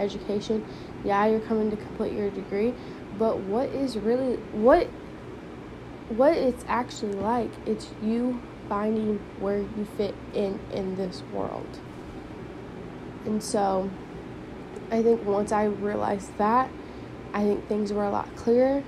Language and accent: English; St. Louis, Missouri, United States; my hometown is, St. Louis